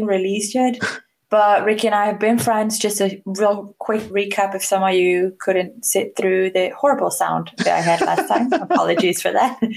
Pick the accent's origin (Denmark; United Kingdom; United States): Denmark; I am from Denmark in Northern Europe